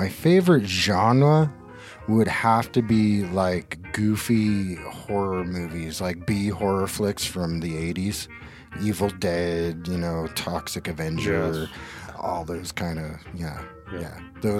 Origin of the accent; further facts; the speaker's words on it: North Shore, California, United States; North Shore. Okay. That's where I grew up.